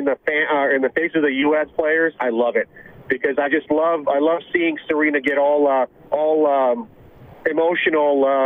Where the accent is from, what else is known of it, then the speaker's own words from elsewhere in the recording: Canada; now in Scottsdale, United States; I grew up in Canada.